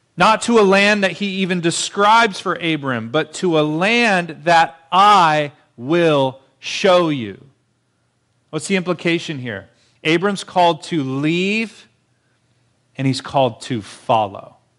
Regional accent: Marietta, United States; moved away as an adult; now in Fontana, United States; being in Marietta, my hometown, surrounded by family

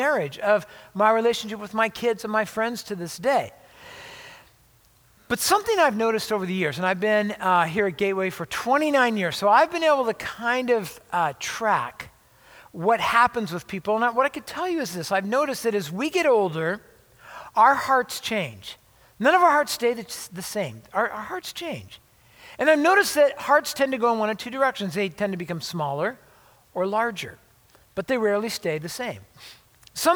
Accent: La Habra, California, United States; moved away as an adult; I was actually born and raised in Southern California, Orange County, LA area

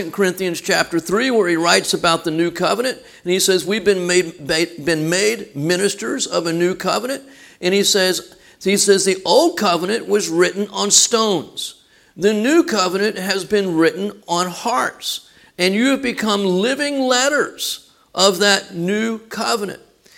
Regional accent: Texas, United States; we're from Texas

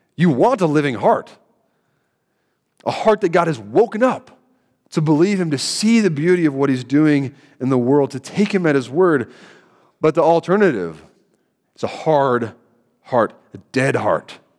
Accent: Central Kentucky, United States; moved away; I'm from Kentucky, Central Kentucky

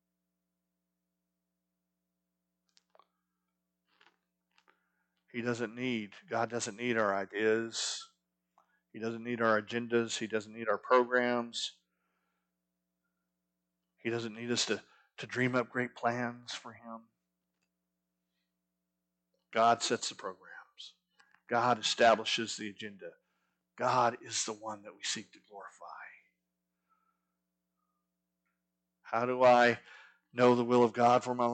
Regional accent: Arizona, United States; moved away; I grew up in Arizona, which Arizona is not part of the Bible Belt

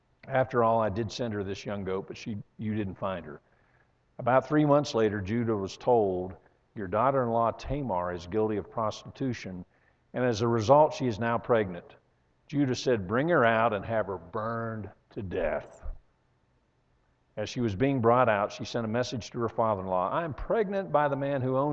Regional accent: Western Pennsylvania, United States; moved away; I grew up in Western Pennsylvania in churches that made this look like a mega church

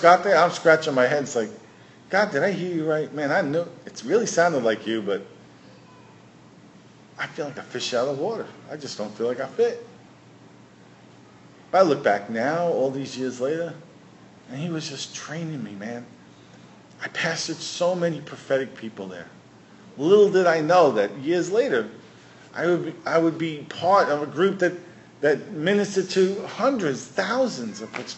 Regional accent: New York City, New York, United States; we grew up in New York City

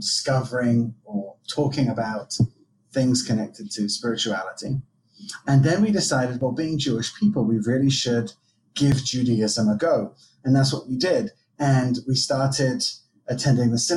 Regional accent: England, United Kingdom; accent: American twang; also born or lived in France; now in Israel; I was raised in England, but I was actually born in Israel.

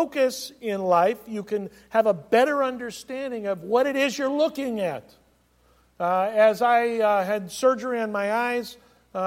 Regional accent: California, United States; I was as a kid growing up in California

